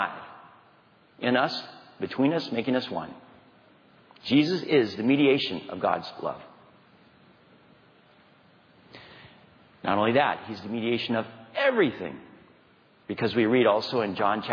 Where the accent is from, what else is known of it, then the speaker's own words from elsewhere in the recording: Dodge City, Kansas, United States; moved away; I'm from Kansas